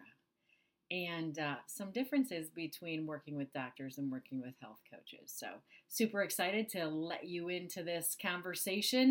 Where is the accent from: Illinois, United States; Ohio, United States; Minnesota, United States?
Minnesota, United States; moved away as an adult; I grew up in the Midwest. I grew up in Minnesota, small town Minnesota.